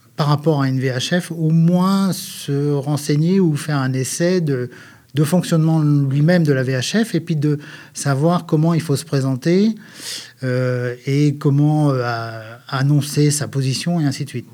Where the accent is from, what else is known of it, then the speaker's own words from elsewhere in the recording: northern Brittany, France; je suis originaire de la Bretagne Nord